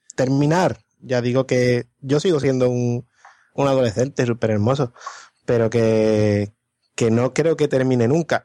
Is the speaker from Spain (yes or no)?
yes; Morón de la Frontera, Andalusia, Spain; moved away as an adult; vengo de un pueblo